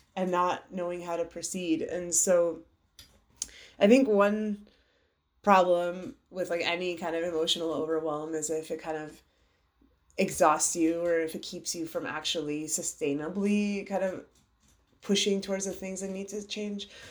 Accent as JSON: {"language": "English", "country": "United States", "tie": "born or raised there", "also_born_or_lived": "Iran (parents' origin)", "said": "my parents are from Iran. They came over here after the revolution"}